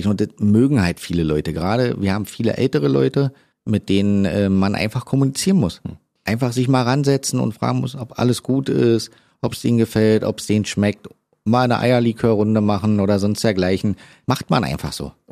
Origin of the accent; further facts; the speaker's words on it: Berlin, Germany; ist natürlich irgendwie schön, weil ich bin ja eigentlich Berliner.